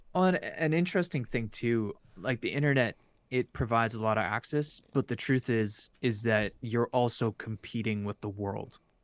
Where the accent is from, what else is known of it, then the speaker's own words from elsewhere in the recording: Canada; as a Canadian